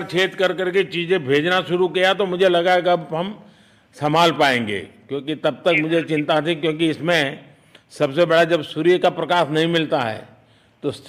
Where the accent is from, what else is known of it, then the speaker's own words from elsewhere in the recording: Uttar Pradesh, India; मिर्जापुर से है चलिए मैं भी यूपी वाला हूँ